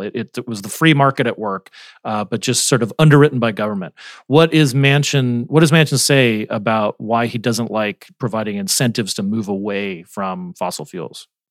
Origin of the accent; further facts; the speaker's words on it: Arizona, United States; moved away; also born or lived in West Virginia; my home state arizona